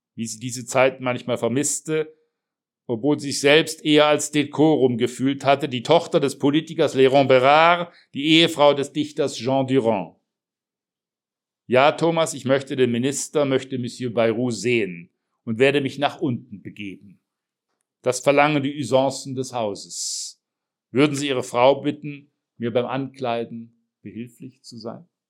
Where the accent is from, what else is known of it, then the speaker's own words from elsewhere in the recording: Heilbronn, Baden-Württemberg, Germany; meine Jugend in Heilbronn